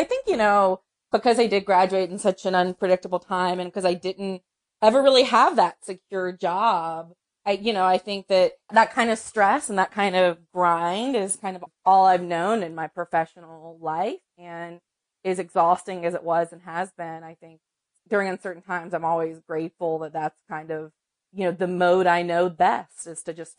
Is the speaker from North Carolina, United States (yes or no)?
yes; North Carolina, United States; And then, of course, I'm from North Carolina, so men's college basketball was always a big part of my my media and sports diet.